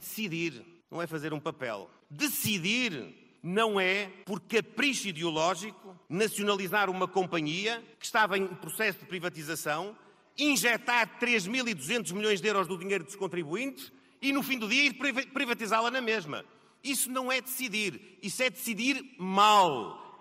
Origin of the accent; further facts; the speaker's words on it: Santa Maria da Feira, Aveiro District, Portugal; da minha gente, da minha terra, daqueles que me viram crescer